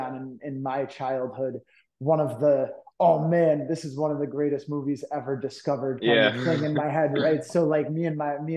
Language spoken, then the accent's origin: English; Cooperstown, New York, United States; I'm from Cooperstown, New York originally.